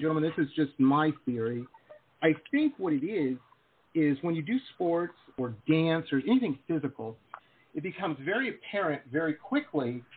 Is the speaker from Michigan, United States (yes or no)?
yes; Detroit, Michigan, United States; moved away as an adult; also born or lived in Boston; now in California, United States; I grew up in Metro Detroit